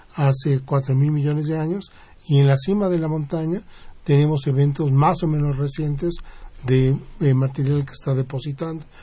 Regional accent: Mexico; Yo soy el único mexicano que participa en la misión

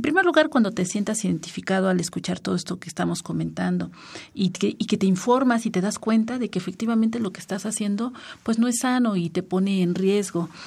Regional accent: Mexico; como mexicano tiene pretextos para festejar

